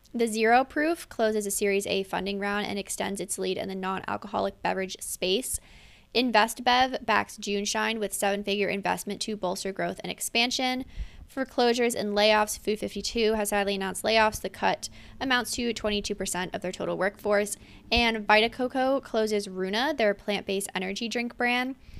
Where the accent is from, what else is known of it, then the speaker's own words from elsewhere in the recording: Pennsylvania, United States; my hometown in Pennsylvania